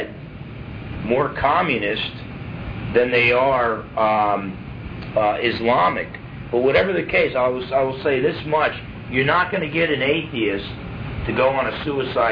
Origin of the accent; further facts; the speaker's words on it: New Jersey, United States; I'm from New Jersey